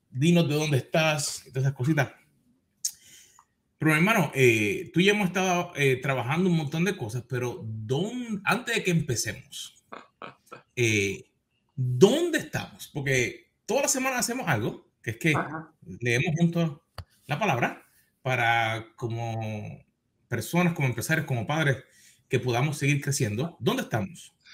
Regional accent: Argentina; Yo, yo soy de Argentina, con el mate.

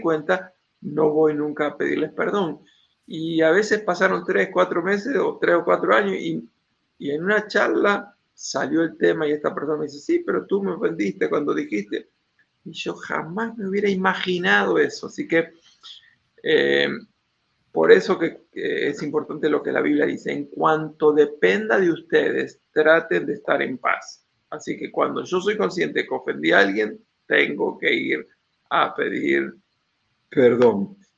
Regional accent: Argentina; mi país, Argentina

